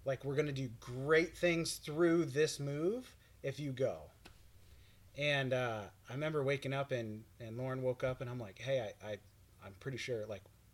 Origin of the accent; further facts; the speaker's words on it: Florida, United States; also born or lived in Montana; I was born in Montana, but raised in Florida and grew up right next to her in our same little town.